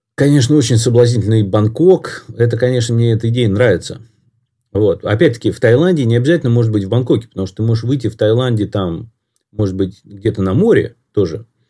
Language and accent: Russian; Moscow, Russia; я вырос в Москве